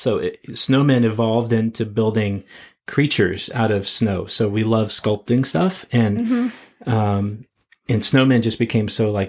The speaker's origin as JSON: {"language": "English", "region": "West Virginia", "country": "United States", "lives_now": "Kansas City, United States", "said": "So speaking of sledding, here in the Midwest, we're from West Virginia, this toboggan is what we put on our heads. But I find out when we move to Kansas City, a toboggan is a sled."}